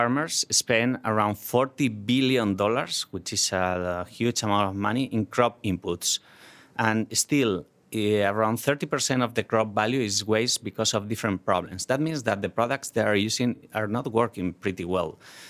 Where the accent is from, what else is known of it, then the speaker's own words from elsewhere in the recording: Spain; English is a second language; Well, when we grew up in vineyards in Spain, so agriculture is very important, was very important in our region.